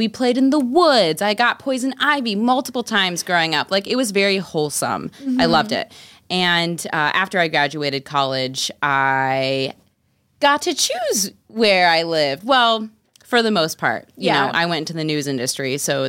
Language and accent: English; Ohio, United States; moved away; I am from Ohio.